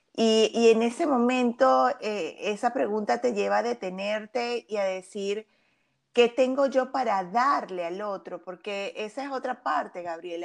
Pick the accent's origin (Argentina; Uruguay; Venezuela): Venezuela; soy venezolana de nacimiento